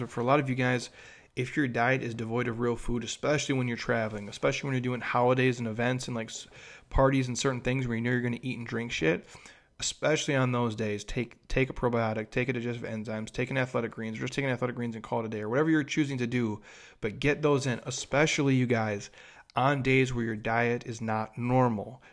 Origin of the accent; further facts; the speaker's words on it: Minnesota, United States; I grew up in Minnesota